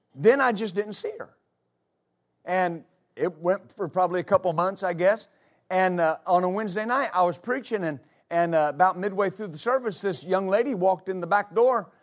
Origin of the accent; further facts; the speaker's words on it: United States; I'm an American